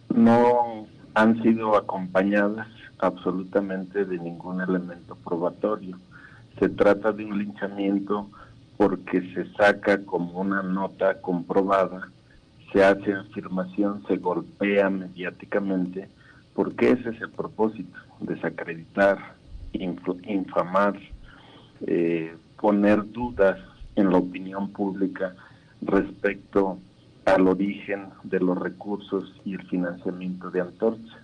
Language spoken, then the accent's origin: Spanish; Mexico; porque somos mexicanos